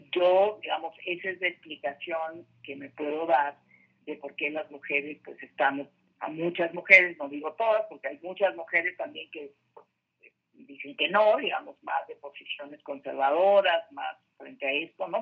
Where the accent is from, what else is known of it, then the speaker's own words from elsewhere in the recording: Ciudad Obregón, Sonora, Mexico; moved away as an adult; now in Mexico City, Mexico; yo soy de Sonora, eh, de una ciudad de ciudad Obregón, Sonora, una ciudad bastante conservadora